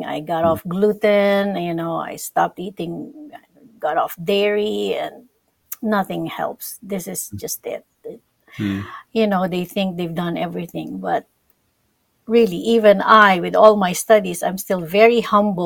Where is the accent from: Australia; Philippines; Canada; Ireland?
Philippines; moved away; I'm from the Philippines